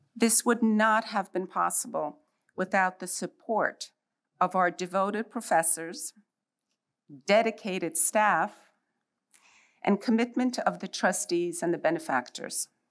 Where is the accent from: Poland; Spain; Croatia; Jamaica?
Poland; now in United States; I was born in Poland and I lived under imposed communist rule